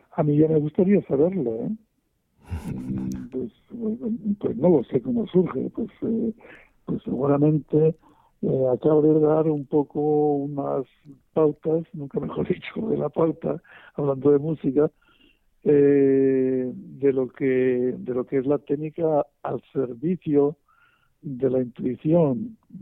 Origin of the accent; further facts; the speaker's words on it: Spain; en mi país, en España